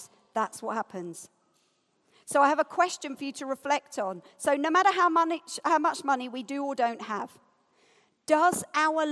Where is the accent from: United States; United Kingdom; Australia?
United Kingdom; I'm British as well